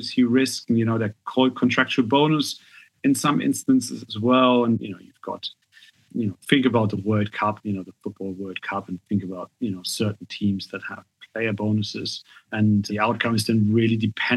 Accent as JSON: {"language": "English", "country": "Germany", "tie": "born or raised there", "moved": "yes", "said": "I'm German, right? I'm half English, but I grew up in Germany"}